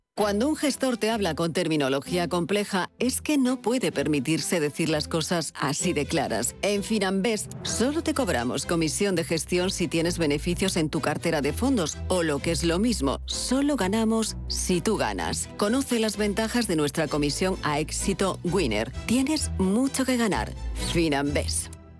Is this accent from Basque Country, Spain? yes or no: no; Asturias, Spain; now in Germany; En la región de, de donde yo vengo, de Asturias